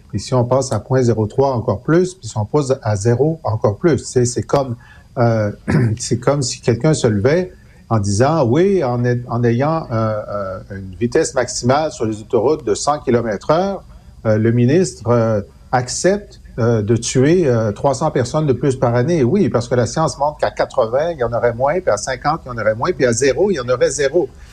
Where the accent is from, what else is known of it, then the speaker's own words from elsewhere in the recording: Thetford Mines, Quebec, Canada; je viens de Tetford Mines